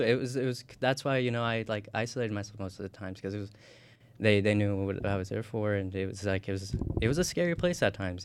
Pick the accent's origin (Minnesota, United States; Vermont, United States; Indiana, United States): Indiana, United States; moved away as an adult; also born or lived in Tocoa, Colón, Honduras; now in Illinois, United States; grew up in Indiana, you know, went to um, primary school here and went through high school here